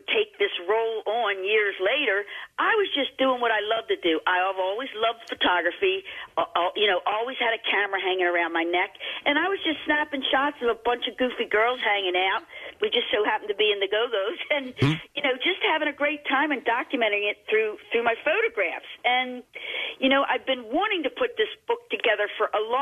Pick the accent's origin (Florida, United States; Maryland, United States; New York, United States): Maryland, United States; Baltimore; moved away as an adult; now in Los Angeles, United States; I'm from Baltimore